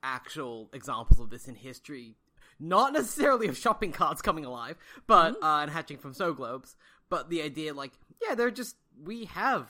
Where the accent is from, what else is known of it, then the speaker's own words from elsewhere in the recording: Australia; as an Australian